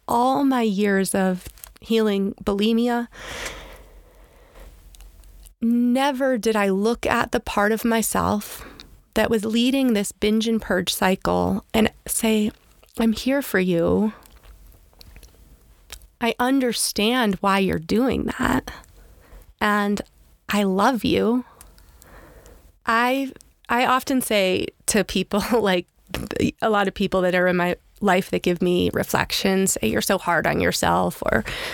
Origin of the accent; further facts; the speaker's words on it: Pennsylvania, United States; also born or lived in Annapolis, Maryland; I grew up in Pennsylvania, before that Annapolis, Maryland.